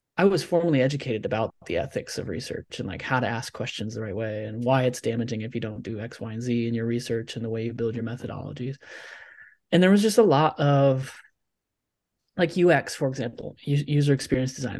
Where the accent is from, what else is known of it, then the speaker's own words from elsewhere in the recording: Nebraska, United States; I'm from Nebraska, right? The middle of the country.